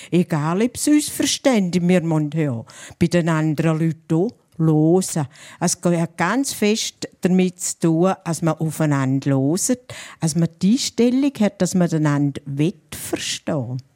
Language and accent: German; St. Gallen, Switzerland; Aber St. Galler Rindtal ist an der Grenze zu Österreich. Da hört man ganz früh den Unterschied. Und wir sind keine Österreicher, wir sind Schweizer.